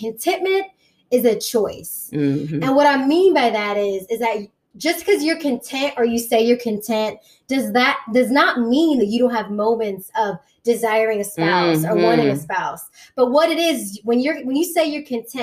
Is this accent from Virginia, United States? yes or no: yes; Hampton Roads, Virginia, United States; moved away as an adult; also born or lived in New York City, United States / East Coast, United States; I'm of course from Hampton Roads